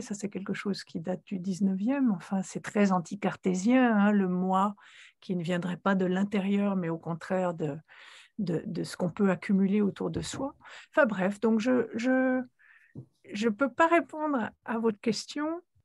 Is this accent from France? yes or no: no; Switzerland; moved away as an adult; j'ai quitté la Suisse à l'âge de 26 ans